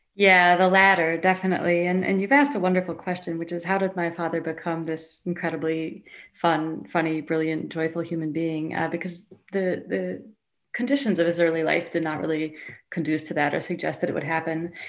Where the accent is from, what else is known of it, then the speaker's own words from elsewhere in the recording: Shaker Heights, Ohio, United States; I grew up in this incredibly like you know coddled upper middle class, uh, basically upper class suburb of Cleveland, Shaker Heights.